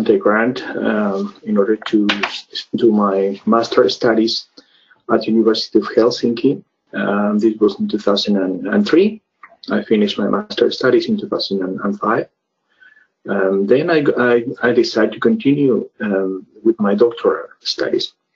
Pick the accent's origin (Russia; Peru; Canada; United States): Peru; moved away as an adult; now in Finland; I'm from Peru